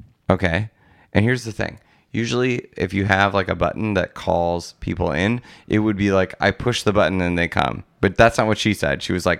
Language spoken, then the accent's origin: English; Wisconsin, United States; born or raised there